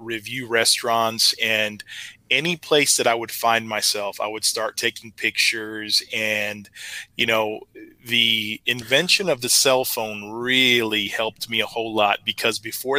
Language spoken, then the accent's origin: English; Texas, United States; also born or lived in Germany; I was born in Germany. So, you know, I got here to the States and I got to Texas as soon as I could, 3 months old